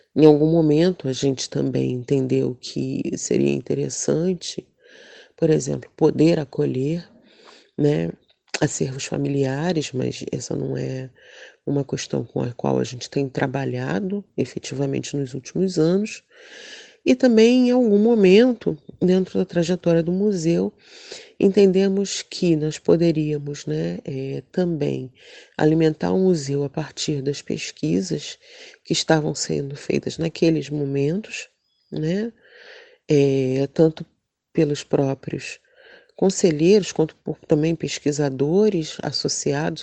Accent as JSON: {"language": "Portuguese", "region": "Rio de Janeiro", "country": "Brazil", "tie": "born or raised there", "said": "Madureira, que é um bairro onde eu nasci e passei parte da minha vida"}